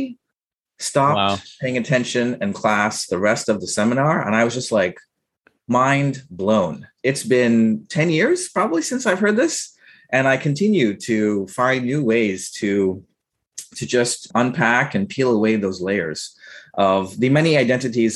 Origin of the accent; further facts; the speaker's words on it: United States; also born or lived in Trinidad and Tobago; I came to the United States as a child, sort of grew up in the United States.